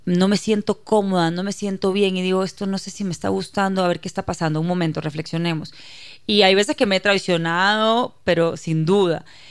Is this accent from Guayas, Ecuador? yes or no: yes; Guayaquil, Guayas, Ecuador; soy ecuatoriana, nací en Guayaquil, criada en Ecuador, de padre israelita.